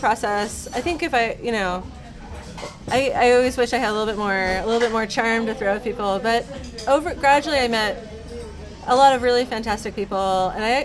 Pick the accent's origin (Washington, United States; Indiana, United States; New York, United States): New York, United States; moved away as an adult; also born or lived in London; I always think of myself as a New Yorker